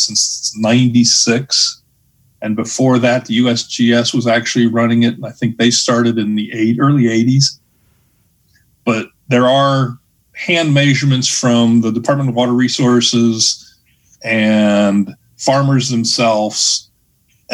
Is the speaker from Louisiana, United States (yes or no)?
no; Ohio, United States; now in Kansas, United States; I'm from Ohio